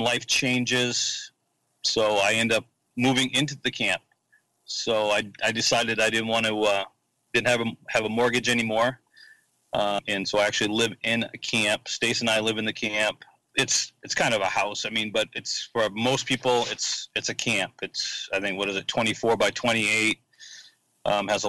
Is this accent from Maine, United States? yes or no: yes; Hermon, Maine, United States; also born or lived in Frederick, Maryland / Howland, Maine; He built a house in Herman, Maine. And that's where I grew up